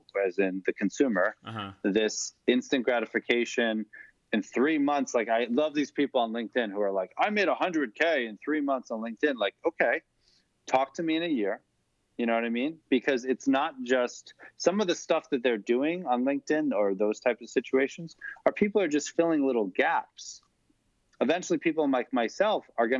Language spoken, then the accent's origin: English; Long Island, New York, United States; I'm from Long Island.